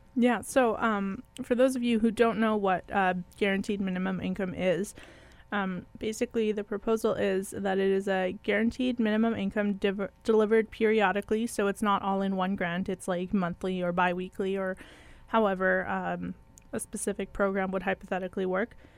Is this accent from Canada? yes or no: yes; Manitoba, Canada; we are from Manitoba